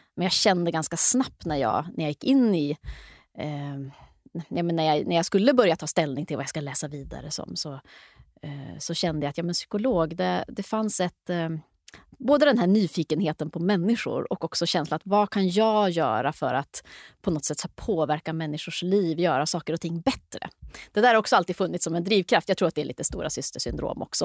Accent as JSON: {"language": "Swedish", "town": "Luleå", "region": "Norrbotten County", "country": "Sweden", "tie": "born or raised there", "said": "jag växte upp i Luleå, mycket skola, mycket idrott, mycket kultur"}